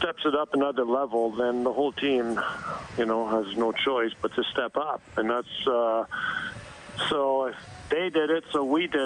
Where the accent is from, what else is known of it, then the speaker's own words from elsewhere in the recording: Montreal, Quebec, Canada; I'm from Montreal, so I had my parents, all my friends there